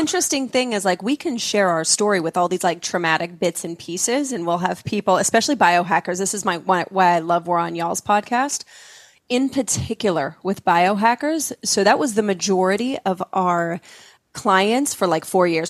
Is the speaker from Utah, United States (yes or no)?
yes; Utah, United States; I grew up in Utah, very, you know, culturally Mormon